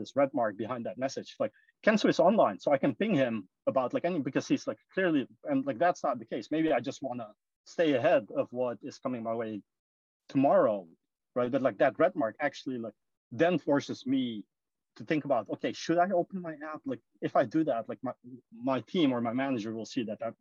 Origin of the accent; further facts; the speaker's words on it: Suriname; moved away as an adult; also born or lived in Netherlands / London, United Kingdom; now in San Francisco, United States; I was born and raised in this tiny country called Suriname